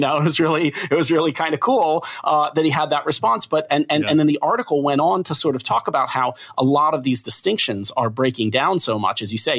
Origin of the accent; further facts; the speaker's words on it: Philadelphia, Pennsylvania, United States; I'm from Philadelphia, so you know, I grew up with a … in my bloodstream